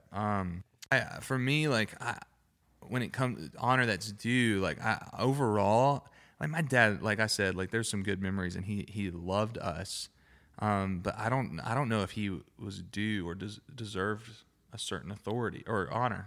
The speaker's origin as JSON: {"language": "English", "region": "Alabama", "country": "United States", "accent": "Alabama Southern", "said": "I'm from Alabama, I'm not saying daddy how I naturally want to say daddy"}